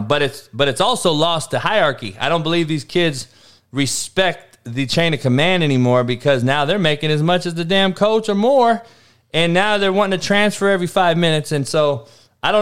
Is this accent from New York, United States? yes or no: no; Cypress, California, United States; where I grew up out here in Cyprus